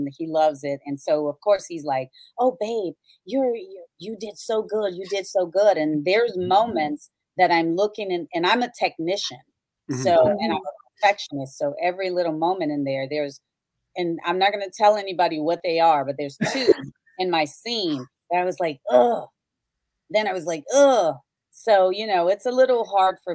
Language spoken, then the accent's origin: English; Gary, Indiana, United States; I'm growing up in Gary, Indiana. I was raised in the projects.